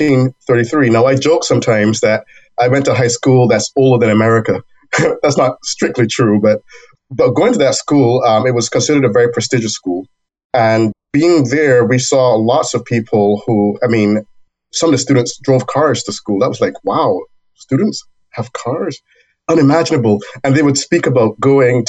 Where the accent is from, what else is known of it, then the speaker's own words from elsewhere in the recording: Barbados; now in United States; I was born in Barbados